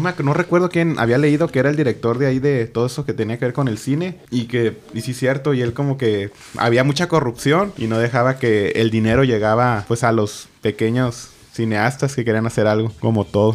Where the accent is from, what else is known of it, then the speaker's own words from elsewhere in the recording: Los Cabos, Baja California Sur, Mexico; now in Tijuana, Mexico; yo que me crié en Los Cabos